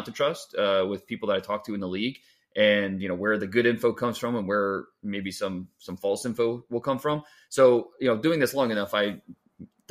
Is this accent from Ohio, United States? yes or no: yes; Northeast Ohio, United States; I grew up in Northeast Ohio, and now we're back in Northeast Ohio